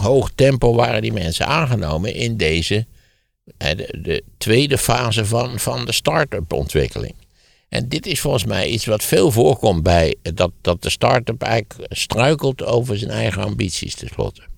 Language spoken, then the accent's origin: Dutch; Wageningen, Gelderland, Netherlands; in Wageningen, waar ik opgegroeid ben